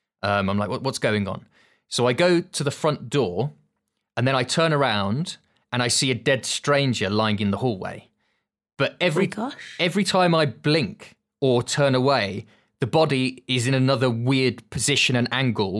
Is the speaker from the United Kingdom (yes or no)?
yes; Birmingham, West Midlands, United Kingdom; I don't know, is that just a Birmingham thing? I'm originally from Birmingham. So you have like the jewellery quarter.